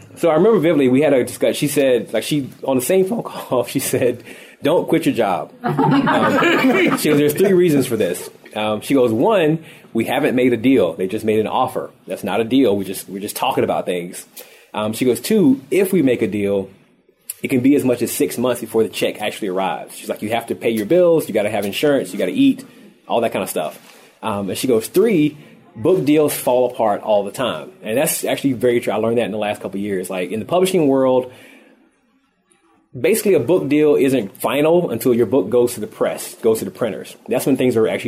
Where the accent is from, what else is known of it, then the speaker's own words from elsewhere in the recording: the South, United States; moved away; I'm born and raised in the South